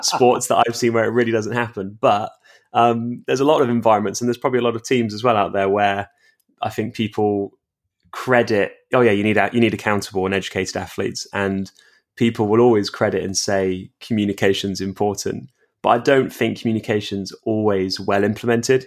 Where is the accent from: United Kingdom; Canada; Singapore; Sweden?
United Kingdom; England; I'm obviously English